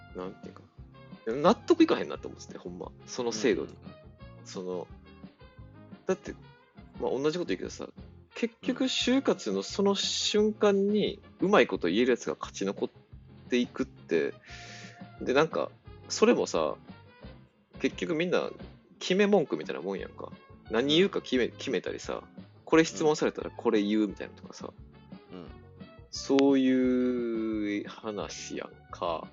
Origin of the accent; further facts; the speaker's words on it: Osaka, Japan; 大阪出身